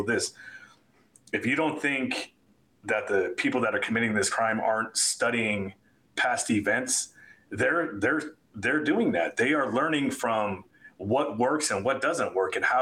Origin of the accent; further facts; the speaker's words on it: South Florida, United States; moved away; I grew up in South Florida